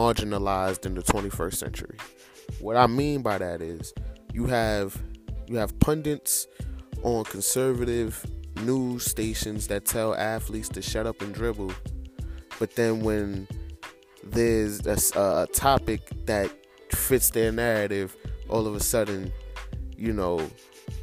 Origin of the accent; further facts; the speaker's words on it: United States; as an American